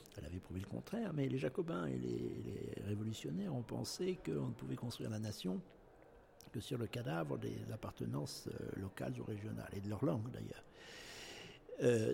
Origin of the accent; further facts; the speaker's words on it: Nouvelle-Aquitaine, France; ce que je suis actuellement, c'est-à-dire euh, aquitain, français et européen